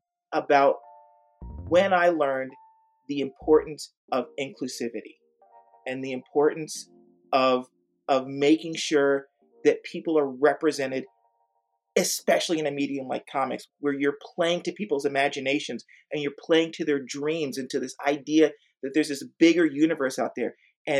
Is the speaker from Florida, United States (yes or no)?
yes; Orlando, Florida, United States; now in San Antonio, United States; I am originally from Orlando, Florida, but I have lived here in San Antonio, Texas for about the last 30 years.